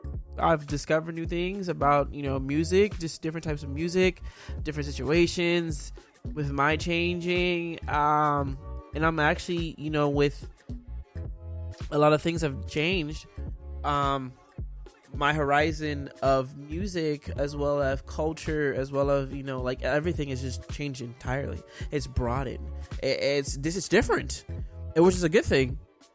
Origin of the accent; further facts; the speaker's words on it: Florida, United States; now in Houston, United States; Like, I came from South Florida and now I'm in Houston, Texas.